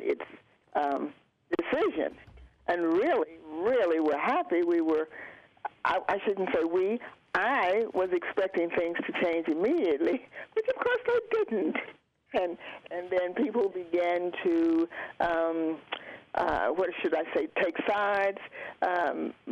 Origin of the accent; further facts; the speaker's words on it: Roanoke, Virginia, United States; moved away as an adult; also born or lived in Hampton, Virginia / Charlotte, North Carolina; now in North Carolina, United States; I was born in Roanoke, Virginia